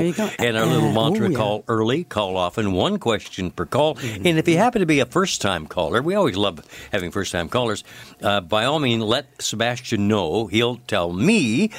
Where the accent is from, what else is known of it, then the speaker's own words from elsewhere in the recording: Canada; also born or lived in Newmarket, Ontario; I'm Canadian A.